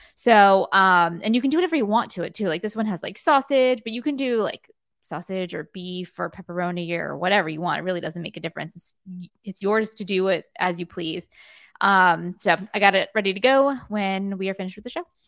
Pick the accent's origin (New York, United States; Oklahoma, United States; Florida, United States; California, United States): Florida, United States; South; when I grew up in South Florida